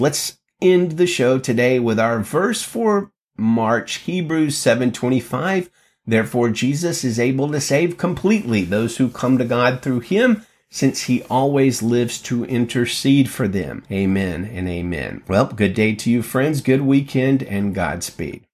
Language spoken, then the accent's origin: English; Birmingham, Alabama, United States; I grew up in Alabama